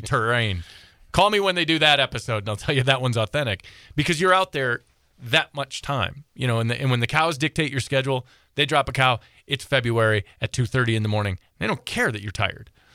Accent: Southeast Michigan, United States; I grew up in Southeast Michigan

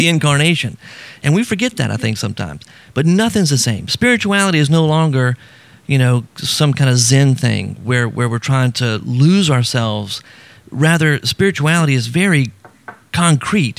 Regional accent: South Louisiana, United States; I grew up in South Louisiana

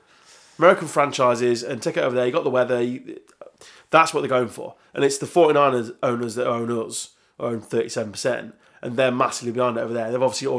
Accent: Yorkshire and the Humber, United Kingdom; I'm from Yorkshire

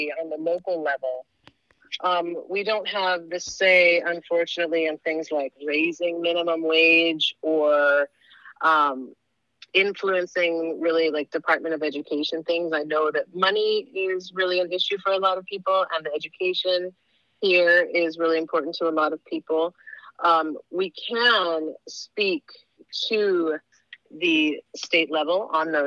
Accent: Haiku, Hawaii, United States; I grew up in Haiku

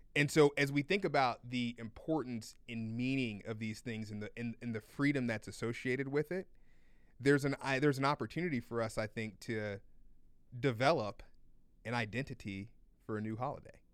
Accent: United States; as an American

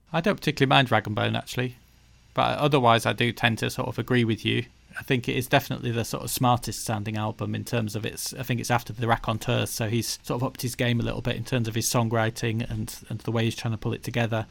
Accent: the north of England, United Kingdom; being Northern English people ourselves

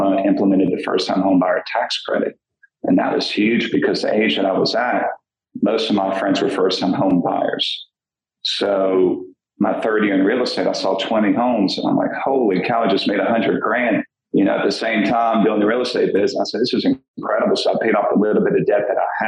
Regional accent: New Orleans, Louisiana, United States; I'm from New Orleans and graduated from Archbishop Shaw down there on the West Bank

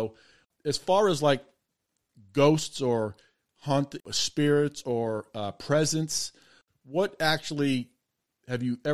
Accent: North Andover, Massachusetts, United States; I grew up in North Andover in the Merrimack Valley

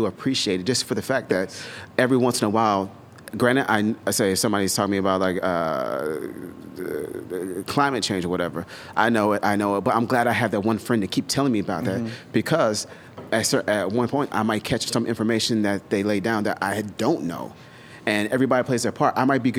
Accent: the South, United States; I grew up in the South. I dealt with some racist shit.

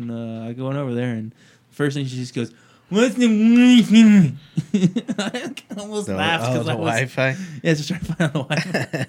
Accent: Missouri, United States; I got a pass. I'm from Missouri.

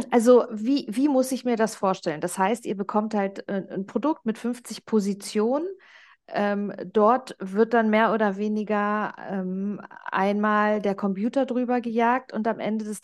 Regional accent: Germany; now in Switzerland; da kam ich als Deutsche in die Schweiz und dachte so, okay, hier ist so das Mindset ja, ähm, eine ganz andere.

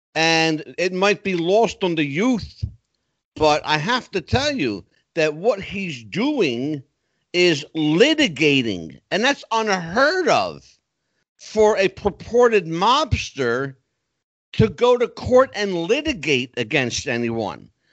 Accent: Philadelphia, Pennsylvania, United States; I grew up in Philadelphia

